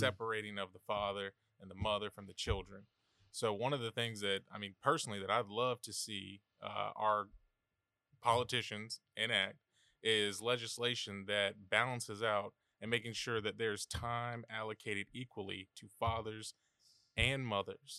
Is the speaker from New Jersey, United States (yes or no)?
no; Savannah, Georgia, United States; moved away; born and raised here in Savannah